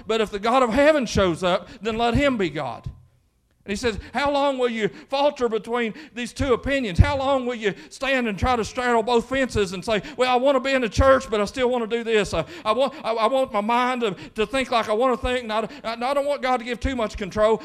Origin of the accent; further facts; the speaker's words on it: Quincy, Kentucky, United States; growing up in Quincy, Kentucky